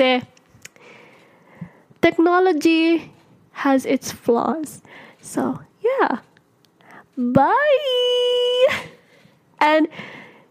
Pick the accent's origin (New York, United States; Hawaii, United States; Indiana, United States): Hawaii, United States; Ewa Beach; I'm from Ewa Beach